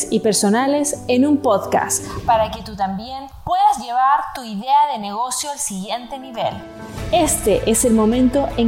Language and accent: Spanish; China; also born or lived in Hong Kong; todo lo que yo crecí en China y en Hong Kong, me absorbí todo el conocimiento